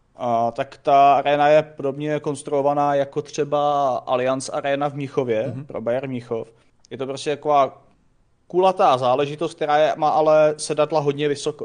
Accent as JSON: {"language": "Czech", "country": "Czechia", "said": "jako Češi"}